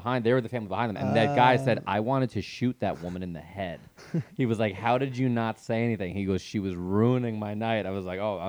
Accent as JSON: {"language": "English", "region": "New York", "country": "United States", "said": "As you can tell, I'm from Long Island."}